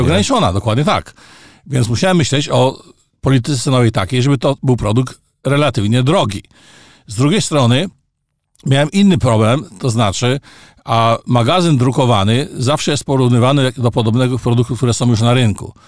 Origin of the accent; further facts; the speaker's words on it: Poland; moved away as an adult; also born or lived in Canada / Gdańsk; Ja wyjechałem z Polski w 1981 roku i stan wojenny zastał mnie za granicą czyli konkretnie w Kanadzie